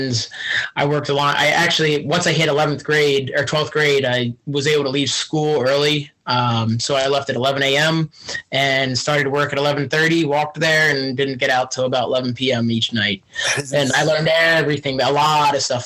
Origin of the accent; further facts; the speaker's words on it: Fleetwood, Berks County, Pennsylvania, United States; I'm actually from Berks County, technically. So I'm from outside Reading. It's a little town called Fleet, Pennsylvania.